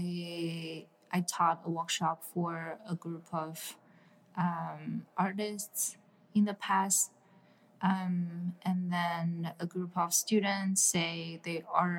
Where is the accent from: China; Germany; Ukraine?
China; Shanghai; now in New York City, United States; I grew up in China